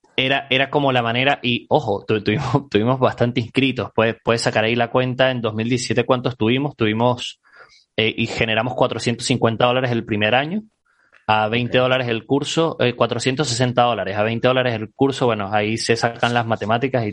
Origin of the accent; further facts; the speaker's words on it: Caracas, Capital District, Venezuela; moved away as an adult; yo soy, soy venezolano, eh, oriundo de Caracas. salí del país hace ya cuatro años